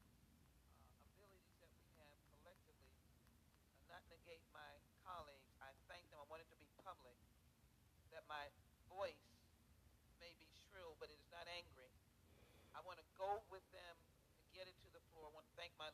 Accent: United States; I'm an American, the United States of America

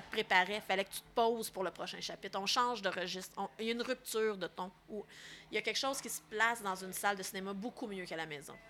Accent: Laurentides, Quebec, Canada; moi, je viens des Laurentides

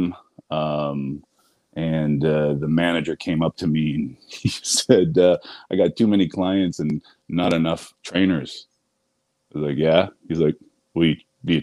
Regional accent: Ottawa, Ontario, Canada; also born or lived in Toronto; I grew up in Ottawa

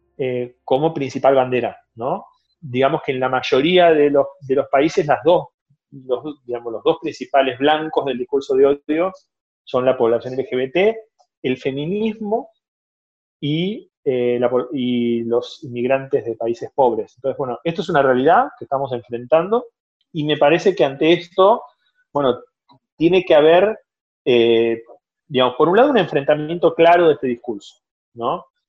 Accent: Argentina; moved away as an adult; also born or lived in Brazil; now in Barcelona, Spain; soy argentino, tengo también nacionalidad brasileña porque viví 10 años en Brasil y actualmente vivo en Barcelona

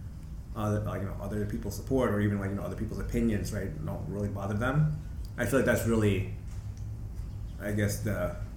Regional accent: Chicago, Illinois, United States; I'm from Rogers Park, Saginaw area

